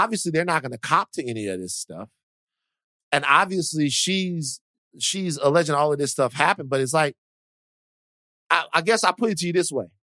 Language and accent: English; United States; I'm an American